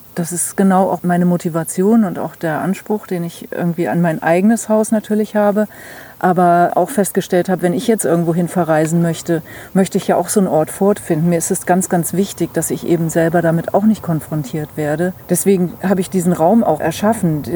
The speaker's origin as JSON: {"language": "German", "region": "Hesse", "country": "Germany", "also_born_or_lived": "Hamburg / Mecklenburg", "moved": "as an adult", "lives_now": "Mecklenburg-Vorpommern, Germany", "said": "ursprünglich komme ich aus Hessen"}